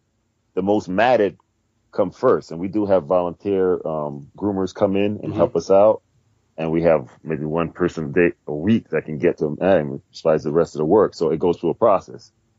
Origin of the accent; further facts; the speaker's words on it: New York City, New York, United States; moved away; I'm from Brooklyn, Flatbush.